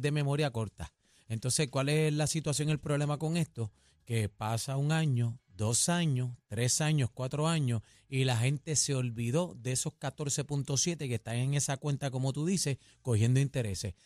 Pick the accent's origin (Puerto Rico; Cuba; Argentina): Puerto Rico; nos representa como puertorriqueños